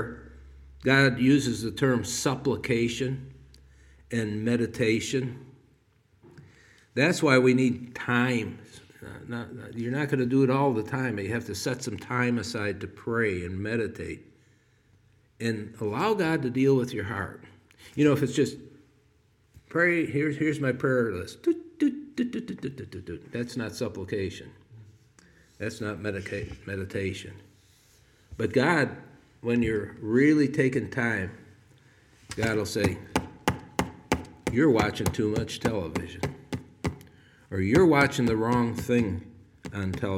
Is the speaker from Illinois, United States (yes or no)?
yes; Chicago, Illinois, United States; moved away; I was from Chicago